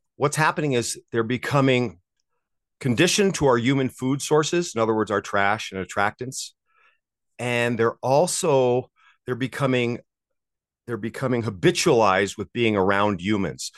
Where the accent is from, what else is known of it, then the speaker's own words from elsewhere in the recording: Maui, Hawaii, United States; moved away as an adult; now in South Lake Tahoe, United States; I grew up on Maui and I moved as a surf bum and I moved here to be a ski bum when I was 22 years 22 years old.